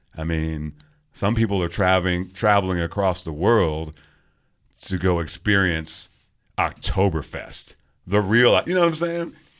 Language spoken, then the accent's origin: English; England, United Kingdom; also born or lived in London / Ipswich; now in Kansas City, United States; I grew up in England. I, there was, I lived in London for years